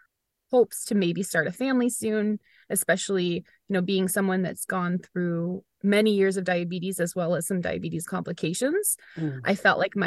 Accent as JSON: {"language": "English", "town": "Weymouth", "region": "Massachusetts", "country": "United States", "tie": "born or raised there", "said": "I was here in my hometown of Weymouth, where I still live."}